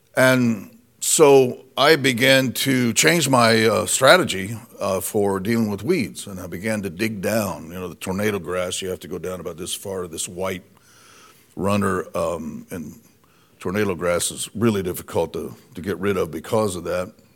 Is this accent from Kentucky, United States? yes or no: no; Indiana, United States; moved away; we're originally from Indiana